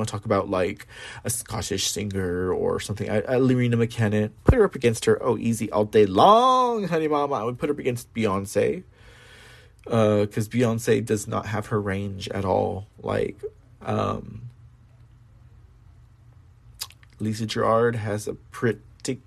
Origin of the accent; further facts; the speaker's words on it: San Antonio, Texas, United States; San Antonio, my hometown